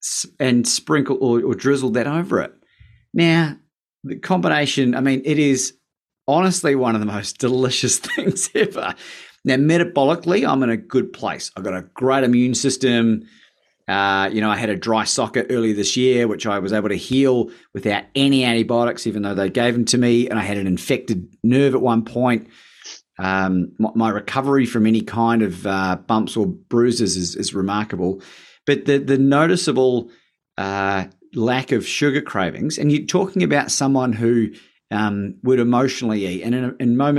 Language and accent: English; New Zealand; I am from New Zealand